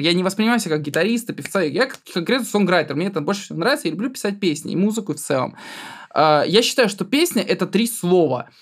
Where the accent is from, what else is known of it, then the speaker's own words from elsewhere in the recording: Altai Krai, Russia; я из Алтайского края, у меня половина класса казахи